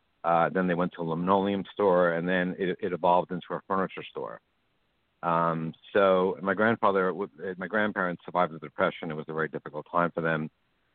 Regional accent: New York City, New York, United States; Well, I grew up in Manhattan Beach, Brooklyn. Spent a lot of time in Sheepshead Bay because Sheepshead Bay is actually a body of water as well as a neighborhood.

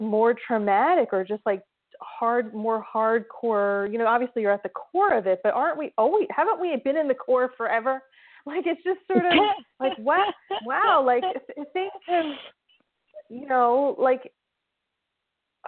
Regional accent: New Jersey, United States; New Jersey

